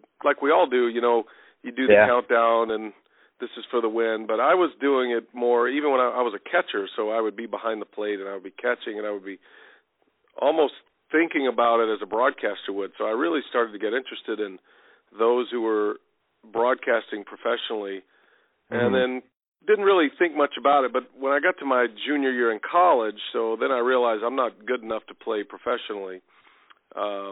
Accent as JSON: {"language": "English", "region": "Texas", "country": "United States", "tie": "born or raised there", "said": "I played all sports growing up in Texas. I played high school football in Texas"}